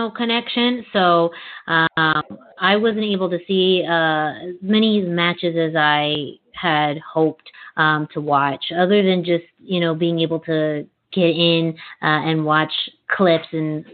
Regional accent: Puerto Rico; accent: Puerto Rican; My Puerto Rican accent

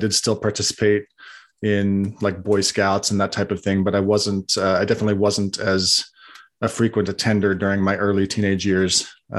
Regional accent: Salt Lake Valley, Utah, United States; So, I was born and raised in the Salt Lake Valley in Utah. My dad was a convert to Mormonism.

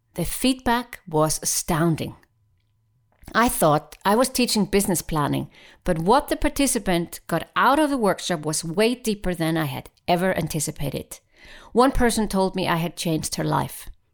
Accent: Iceland; now in Switzerland; I am from Iceland, and yes, I happen to live in Switzerland

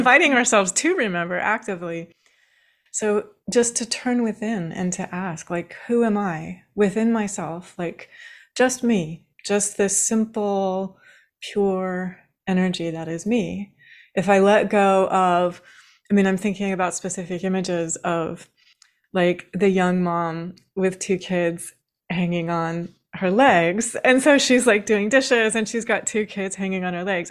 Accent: Washington, United States; I grew up in Washington State

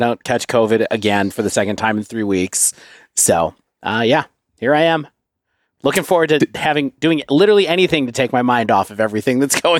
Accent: Ohio, United States; because I'm from Ohio

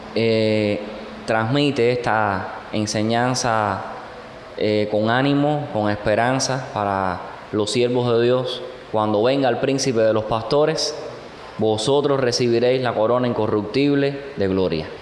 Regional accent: Cuba

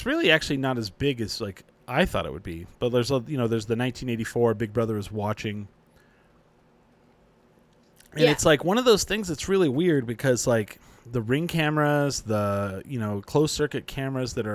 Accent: Clovis, New Mexico, United States; moved away as an adult; also born or lived in Grady, New Mexico / Portales, New Mexico; I grew up 15 years in Clovis, then we moved to Grady, New Mexico. That's where I went to high school

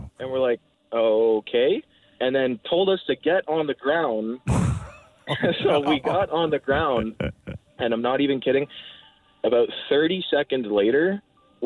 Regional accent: Brampton, Ontario, Canada; I grew up in Brampton, just on the edge there of Caledon

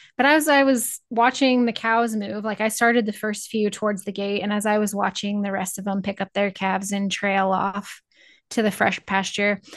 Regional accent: Northeast Nebraska, United States; I grew up in Northeast Nebraska

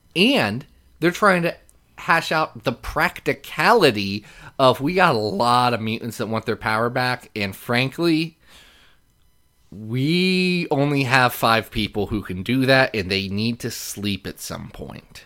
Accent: Lexington, Kentucky, United States; I was born in Lexington

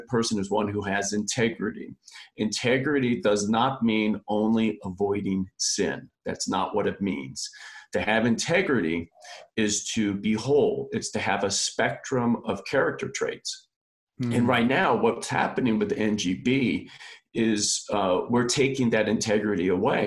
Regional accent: Los Angeles, California, United States; now in Oregon, United States; Grew up in Reseda, California. My parents are Irish immigrants.

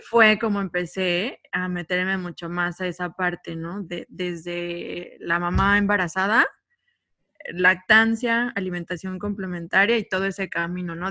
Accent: State of Mexico, Mexico; moved away as an adult; now in Cancún, Mexico; yo soy originaria del Estado de México, llevo ocho años viviendo acá en Cancún

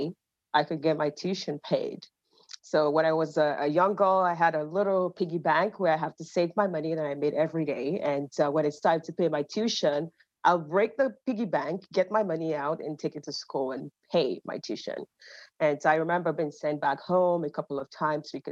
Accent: Ibadan, Oyo, Nigeria; also born or lived in Finland / Canada; now in United States; I'm originally Nigerian. I grew up in Ibadan, Nigeria.

